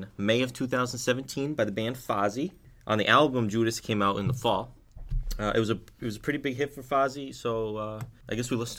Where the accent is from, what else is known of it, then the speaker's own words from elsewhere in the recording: United States; I'm an American.